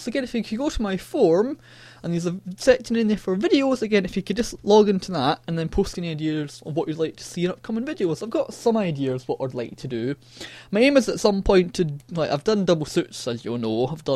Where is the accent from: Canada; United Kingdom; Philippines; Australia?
United Kingdom; Scotland; accent: Scottish; my annoying Scottish accent